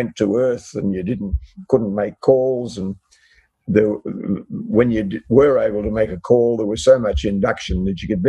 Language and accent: English; Longreach, Queensland, Australia; moved away; also born or lived in North Sydney; I was born in North Sydney, but I actually lived, my parents lived at the time in Western Queensland near the town of Longreach